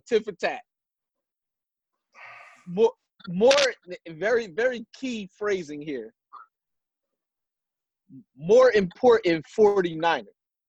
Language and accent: English; Philadelphia, Pennsylvania, United States; and I'm from Philadelphia.